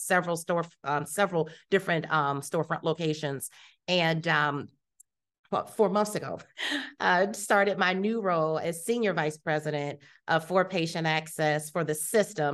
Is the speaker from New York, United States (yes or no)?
no; Youngstown, Ohio, United States; moved away as an adult; also born or lived in Columbus, Ohio / Rochester, Minnesota; now in Houston, United States; I was raised in Youngstown